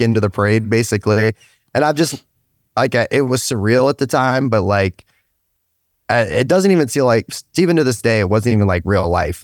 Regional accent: Stark County, Ohio, United States; also born or lived in United Kingdom; I'm from Stark County, um, once I came over to the States, originally out of the U K

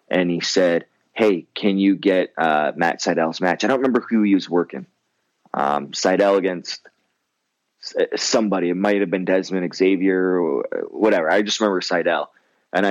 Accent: Windsor, Ontario, Canada; now in Michigan, United States; growing up in Windsor and we had another, like the next closest kind of big city, and it's not even a big city, is Chatham

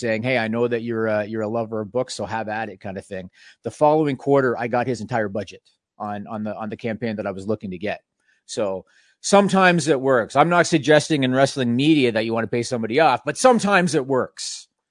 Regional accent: Canada; being Canadian

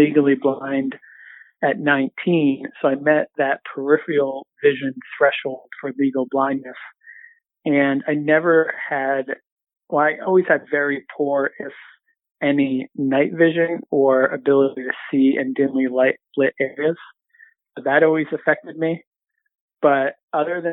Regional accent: Southern Maine, United States; moved away as an adult; also born or lived in Central Massachusetts / Boston area; I was born in Central Mass, but moved to Maine when I was 8. So Southern Maine, kind of coastal inland town, and lived there all the way until I went to college

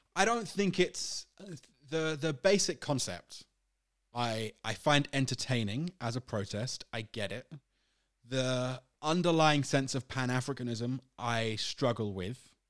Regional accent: United Kingdom; I'm British

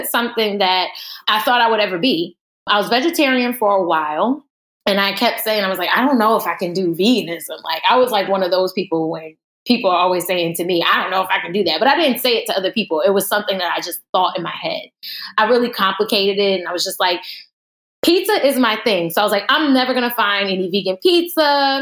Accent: New Jersey, United States; I'm originally from Jersey.

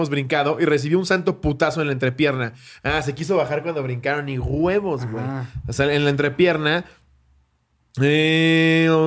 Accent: Mexico City, Mexico; soy de la Ciudad de México y mi familia es de Guadalajara.

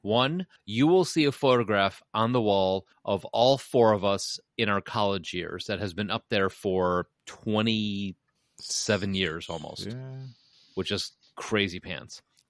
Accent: Chicago, Illinois, United States; also born or lived in Kennesaw, Georgia; I'm a Chicagoan

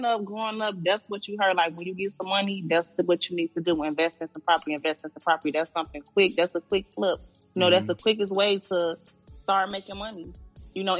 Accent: Chicago, Illinois, United States; I grew up on the west side of Chicago

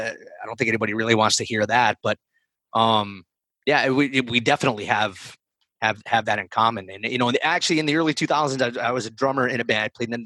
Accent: Providence, Rhode Island, United States; So, real quick, I grew up in the Providence area.

